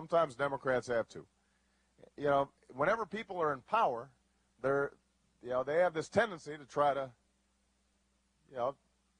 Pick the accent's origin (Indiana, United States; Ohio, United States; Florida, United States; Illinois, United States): Illinois, United States; Chicago; I come from Chicago.